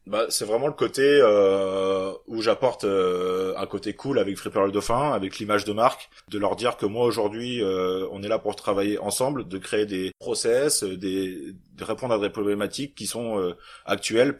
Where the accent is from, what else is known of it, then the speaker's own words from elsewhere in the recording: Normandy, France; je suis arrivé chez moi en Normandie